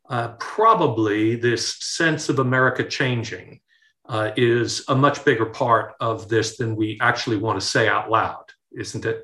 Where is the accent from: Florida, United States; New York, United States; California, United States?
New York, United States; Well, uh, being a New Yorker, um, that um, salsa commercial, you know, that uh